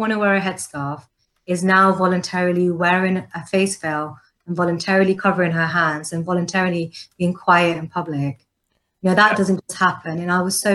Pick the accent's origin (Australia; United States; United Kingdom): United Kingdom; London; also born or lived in Canada; My parents are Pakistani. I grew up in London. I was born in London.